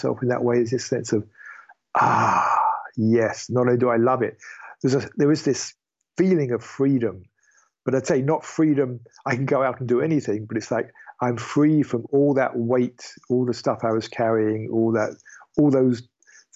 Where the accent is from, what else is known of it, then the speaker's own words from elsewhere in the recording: United Kingdom; I am British